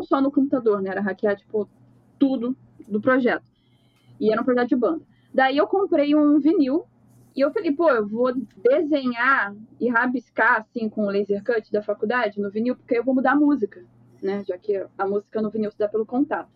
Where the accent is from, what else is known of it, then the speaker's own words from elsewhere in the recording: Rio de Janeiro, Brazil; Eu sou do Rio de Janeiro, sou designer